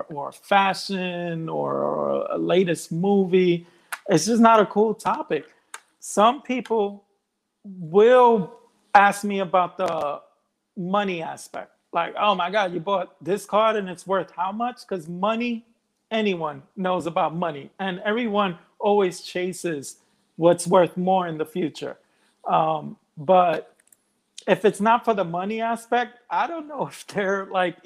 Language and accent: English; United States; I'm of Colombian descent. I was born here in the States, but my parents were born in Colombia